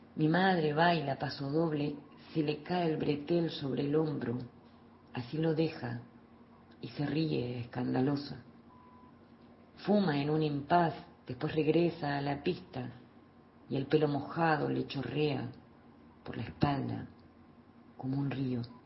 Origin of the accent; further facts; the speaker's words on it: Mercedes, Buenos Aires Province, Argentina; soy de Mercedes, provincia de Buenos Aires